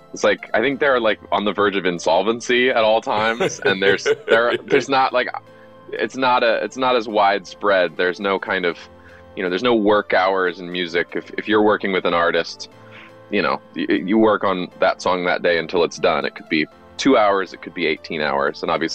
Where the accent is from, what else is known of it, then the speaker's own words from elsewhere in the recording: Los Angeles, California, United States; Yeah, I was born here.